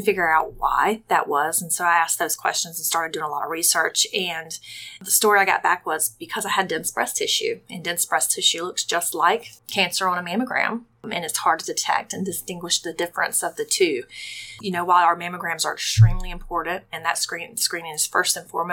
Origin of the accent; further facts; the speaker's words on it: Rincon, Georgia, United States; also born or lived in Savannah, Georgia; I grew up in Rankin, Georgia. Simple girl right here from Savannah, Georgia